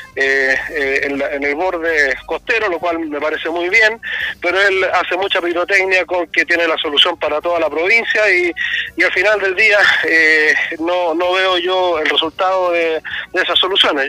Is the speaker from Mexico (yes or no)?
no; Chile; como chileno